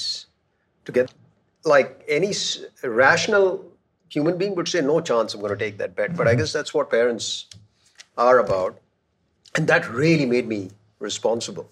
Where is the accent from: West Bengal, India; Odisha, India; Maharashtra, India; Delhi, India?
Delhi, India; also born or lived in Kerala; I'm from Kerala, but I grew up in Delhi.